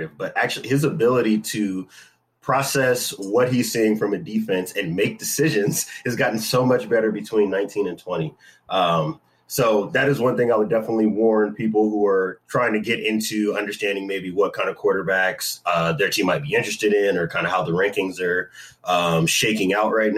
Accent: San Diego, California, United States; also born or lived in Sacramento; born and raised in San Diego, California. So I'm a Southern California boy

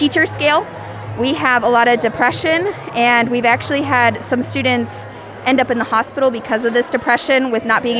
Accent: Delaware, Ohio, United States; I'm from Delaware, Ohio

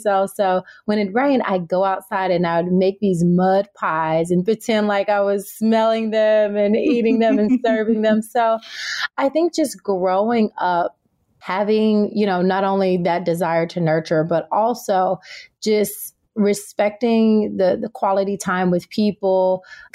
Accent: Tennessee, United States; now in California, United States; I was raised in Tennessee and I now live in California

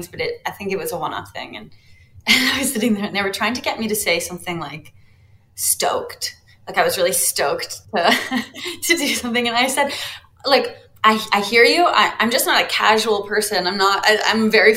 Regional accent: Canada; being Canadian

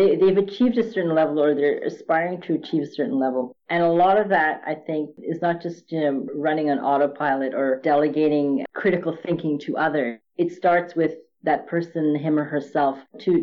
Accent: Montreal, Quebec, Canada; also born or lived in India; growing up in Montreal in the 60s, well, early 70s

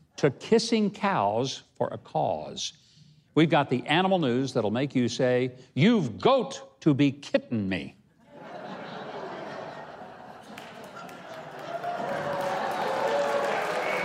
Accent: United States; I'm an American.

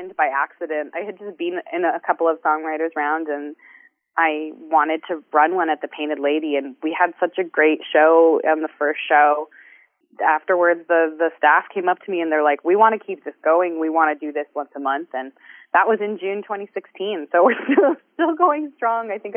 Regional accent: Waterdown, Ontario, Canada; I run an open mic in my hometown, Waterdown, Ontario

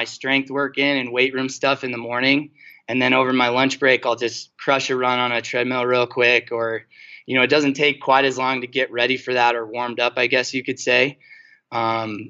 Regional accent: Bighorn Mountains, Wyoming, United States; I grew up running around the Bighorn

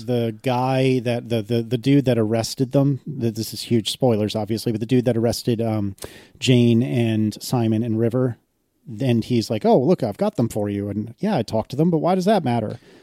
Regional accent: United States; as an as an American

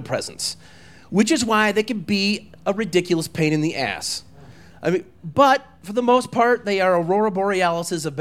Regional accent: Walden, Colorado, United States; I was a husky boy, and I grew up in Walden, Colorado

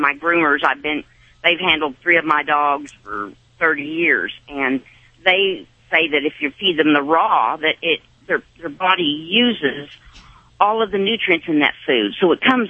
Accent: Whittier, California, United States; now in Greenwood, United States; I grew up in California, and when you wanted weather, you drove to it.

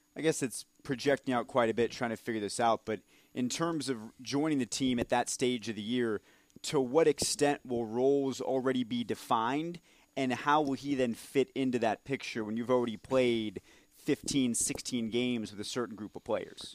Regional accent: Marietta, Georgia, United States; We're both from Marietta, Georgia

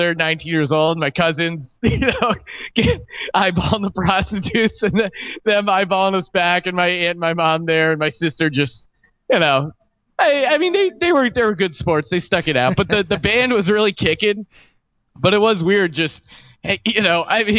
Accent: United States; as an American

